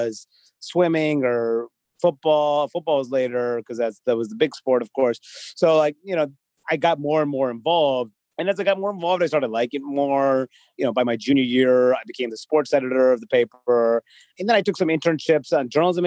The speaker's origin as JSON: {"language": "English", "town": "Chicago", "region": "Illinois", "country": "United States", "tie": "born or raised there", "said": "I grew up in the Chicago area"}